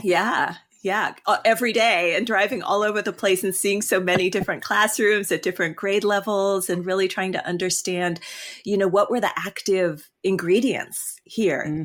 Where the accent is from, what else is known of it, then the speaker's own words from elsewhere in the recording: California, United States; now in Michigan, United States; I'm actually from California.